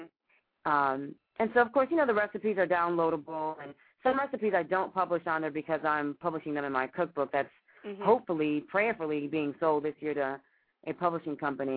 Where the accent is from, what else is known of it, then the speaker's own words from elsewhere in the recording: Cuba; moved away; I'm from Cuba, right next door to Haiti